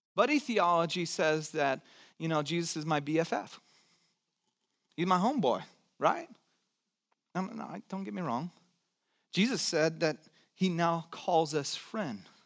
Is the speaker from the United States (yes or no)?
yes; Santa Cruz, California, United States; also born or lived in Texas / Georgia; nine years and then grew up in Santa Cruz and lived in Georgia for three.